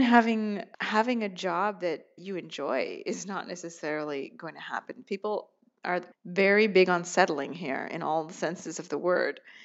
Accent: United States; moved away as an adult; now in Rome, Italy; I'm an American

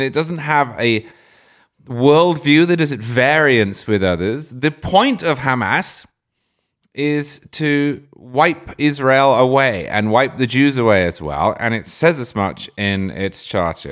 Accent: England, United Kingdom; now in United States; growing up in England, where it's not like that at all.

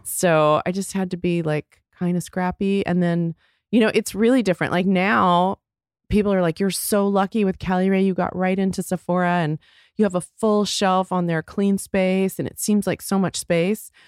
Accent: Texas, United States; moved away as an adult; also born or lived in Chicago; I grew up in Texas

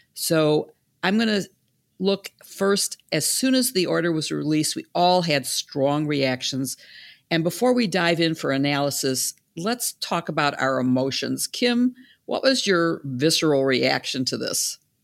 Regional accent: Chicago, Illinois, United States; in Chicago, my hometown

